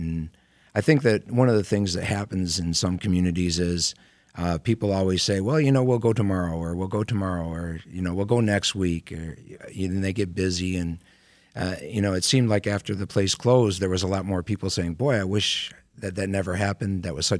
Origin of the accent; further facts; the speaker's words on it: Center Line, Michigan, United States; Well, when I was born in Centerline, I wasn't born in Centerline because we don't have a hospital, but I was living there.